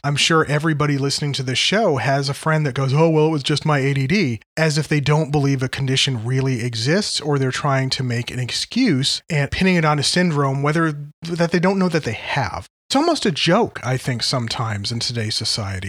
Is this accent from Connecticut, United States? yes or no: yes; Connecticut, United States; where I grew up in Connecticut